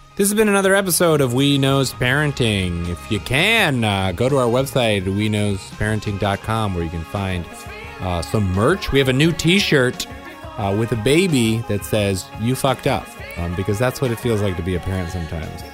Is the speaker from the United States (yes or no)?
yes; suburb of Chicago, Illinois, United States; moved away; my hometown suburb of Chicago